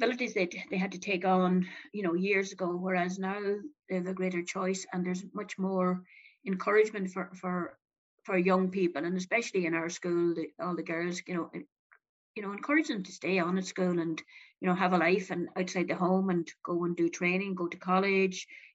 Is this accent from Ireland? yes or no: yes; Donegal, Ulster, Ireland; moved away as an adult; also born or lived in Galway / Dublin; I was born and reared in Donegal